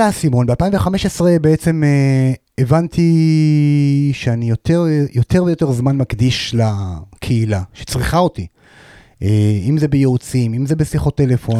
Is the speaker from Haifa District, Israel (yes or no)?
yes; Hadera, Haifa District, Israel; אני בן 45, מחדרה, נשוי, פלוס שלושה